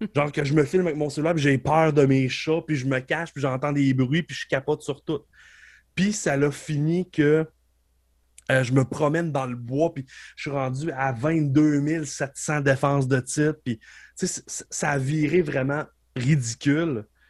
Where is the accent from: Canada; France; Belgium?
Canada; Beauce, Quebec; je viens de la Beauce